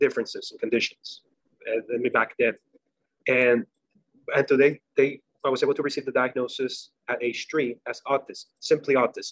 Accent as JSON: {"language": "English", "country": "Puerto Rico", "tie": "born or raised there", "second_language": "English", "moved": "as an adult", "lives_now": "Florida, United States", "said": "Was born and raised in Puerto Rico"}